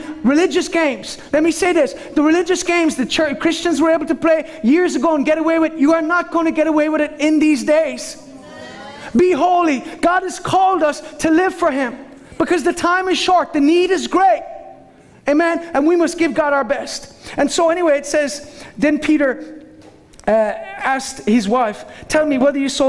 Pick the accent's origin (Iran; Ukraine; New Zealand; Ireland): Ireland; I'm Irish.